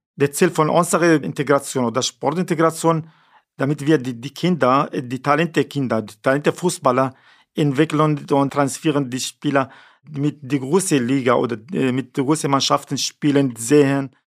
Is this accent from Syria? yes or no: yes; Syria; German is a second language; now in Neubrandenburg, Germany; wir nach Syrien zurückfahren oder hier bleiben, natürlich Deutschland ist meine Heimat